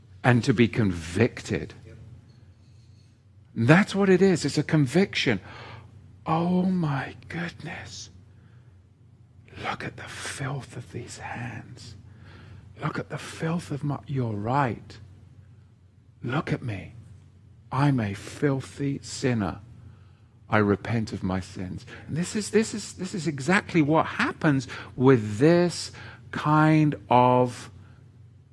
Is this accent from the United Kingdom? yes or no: yes; England, United Kingdom; I was growing up in England with the BBC